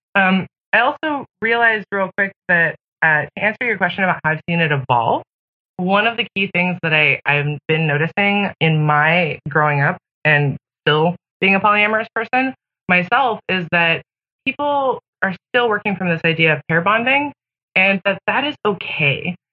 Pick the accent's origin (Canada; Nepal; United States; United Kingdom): United States; Pacific Northwest; I grew up in the Pacific Northwest in the 90s